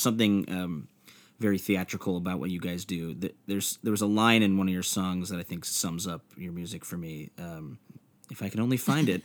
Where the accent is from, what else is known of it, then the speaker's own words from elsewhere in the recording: Chicago, Illinois, United States; my hometown of Chicago